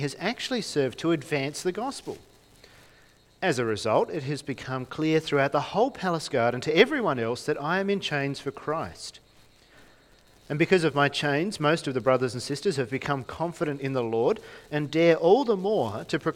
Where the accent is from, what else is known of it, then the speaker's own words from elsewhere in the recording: Launceston, Tasmania, Australia; I grew up in Launceston